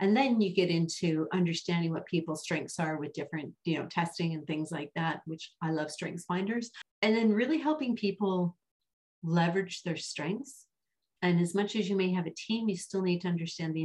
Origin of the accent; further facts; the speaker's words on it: Vancouver, British Columbia, Canada; I grew up in the Pacific Northwest, mm-hmm. right? In Vancouver, just outside of Vancouver